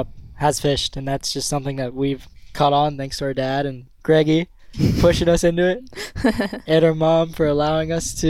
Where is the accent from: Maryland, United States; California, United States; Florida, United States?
Florida, United States; Pompano Beach; born or raised there